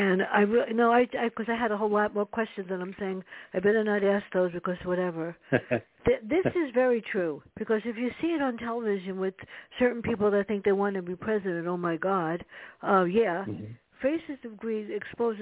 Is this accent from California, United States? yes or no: no; New York City, New York, United States; us growing up in the South Bronx